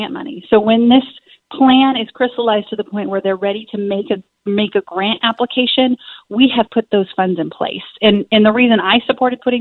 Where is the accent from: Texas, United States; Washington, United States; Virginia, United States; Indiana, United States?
Washington, United States; Southwest; serve my hometown, my countrymen in the United States Congress